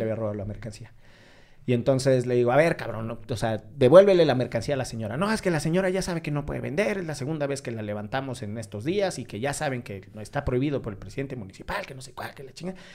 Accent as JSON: {"language": "Spanish", "region": "Veracruz", "country": "Mexico", "said": "soy de Veracruz"}